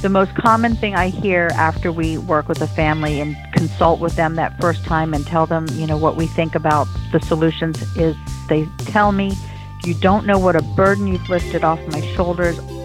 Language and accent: English; Washington, District of Columbia, United States; now in Lake Worth, United States; I grew up in the Washington, D.C. area